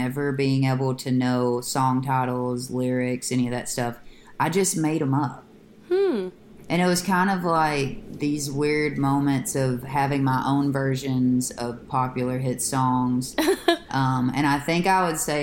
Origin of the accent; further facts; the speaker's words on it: Hickman, Kentucky, United States; My hometown is Hickman, Kentucky